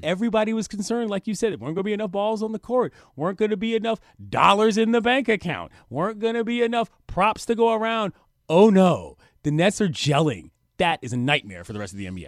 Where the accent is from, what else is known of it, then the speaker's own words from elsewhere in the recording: Washington, District of Columbia, United States; moved away as an adult; I'm from the District of Columbia. I moved here a year ago